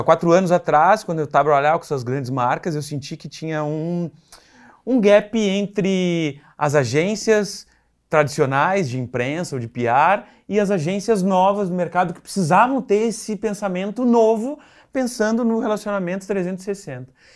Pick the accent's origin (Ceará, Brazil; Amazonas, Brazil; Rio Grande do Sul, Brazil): Rio Grande do Sul, Brazil; Rio Grande; moved away as an adult; now in São Paulo, Brazil; eu sou de Rio Grande, é, no interior lá do Rio Grande do Sul, penúltima cidade do mapa